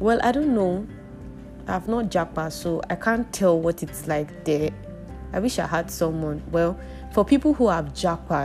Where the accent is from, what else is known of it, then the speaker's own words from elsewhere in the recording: Nigeria; our country